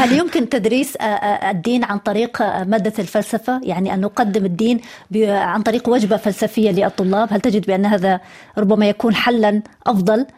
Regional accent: Eastern Province, Saudi Arabia; انا انا ابنه المنطقه الشرقيه

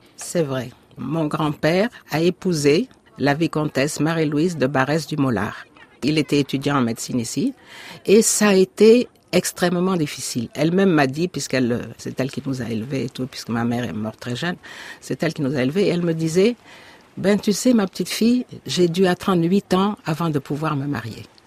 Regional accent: Dakar, Senegal; je suis née à Dakar. J'ai vécu toute mon enfance à Dakar

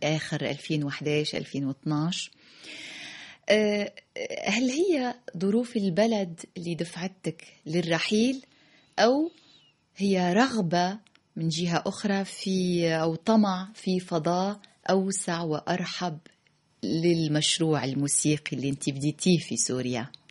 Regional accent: Tunisia; لأني تونسية

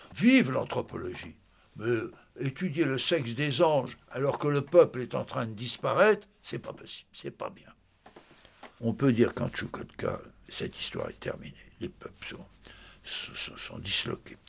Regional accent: France; chez nous

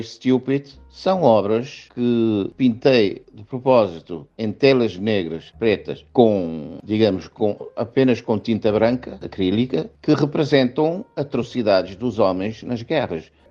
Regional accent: Cape Verde; E eu, como africano, vivi na pele o colonialismo.

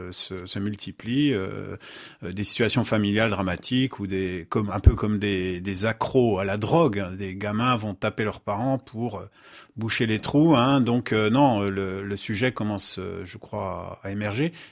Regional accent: Bouaké, Vallée du Bandama, Côte d’Ivoire; Chez nous, à Côte d'Ivoire, précisément à Boaké, vraiment très compliqué.

